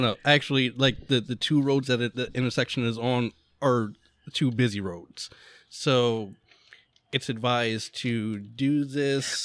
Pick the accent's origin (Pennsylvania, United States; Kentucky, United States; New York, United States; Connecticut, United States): Pennsylvania, United States; Central; we are from Central Pennsylvania.